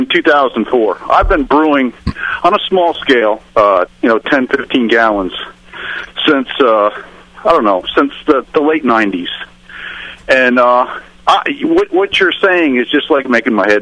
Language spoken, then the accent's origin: English; Connecticut, United States; we're both from Connecticut